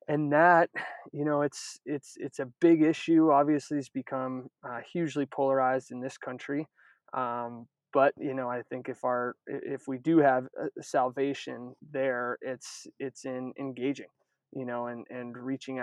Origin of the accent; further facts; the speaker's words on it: Northern California, United States; moved away as an adult; also born or lived in Maine; I'm from Northern California originally